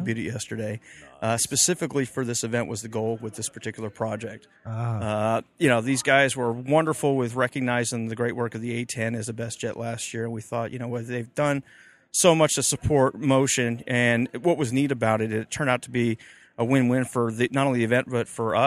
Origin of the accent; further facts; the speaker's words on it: Homestead, Florida, United States; now in Edwards, United States; I grew up outside of Homestead Air Force Base in Florida as a teenager, as a youngster